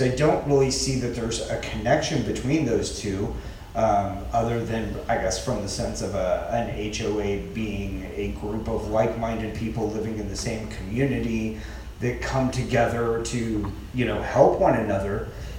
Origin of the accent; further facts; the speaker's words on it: Plano, Texas, United States; Growing up in Plano